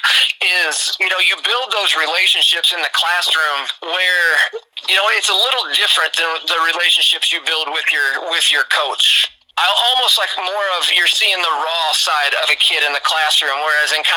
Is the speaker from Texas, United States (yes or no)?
no; Chester, Illinois, United States; now in Princeton, United States; Originally, I'm from Southern Illinois. I'm from a small town called Chester, Illinois. It's about an hour 15 south of St. Louis, right along the Mississippi, little river town, you know. So I grew up my whole life being called a river rat